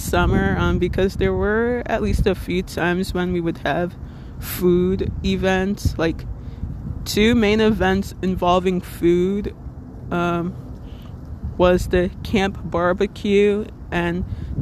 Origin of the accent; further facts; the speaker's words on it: Little Ferry, New Jersey, United States; I'm from Little Ferry, New Jersey, which, if you're not familiar with, it's in Bergen County, the neighboring town between Hackensack and Teaneck.